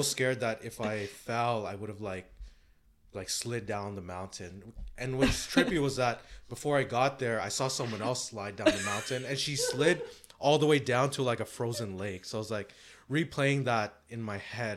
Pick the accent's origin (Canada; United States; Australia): Canada; I'm Canadian.